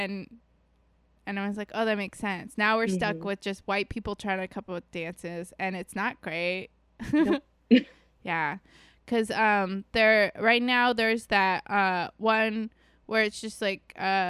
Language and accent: English; East Coast, United States; I am from the East Coast